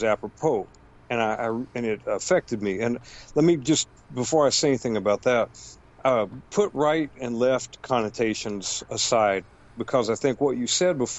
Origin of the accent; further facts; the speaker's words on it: United States; as an American